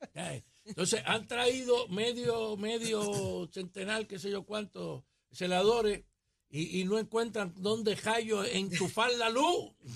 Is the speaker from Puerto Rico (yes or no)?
yes; Vega Alta, Puerto Rico; yo soy de Bajura, en, Se llama Bajura, pero no está tan abajo.